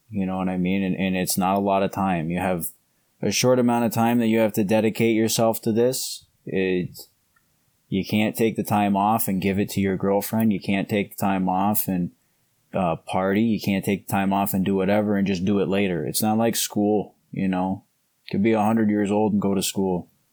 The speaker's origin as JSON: {"language": "English", "country": "Canada", "tie": "born or raised there", "moved": "yes", "lives_now": "Ohio, United States", "said": "where I grew up in Canada is a lot like where I am now, like Midwestern Ohio"}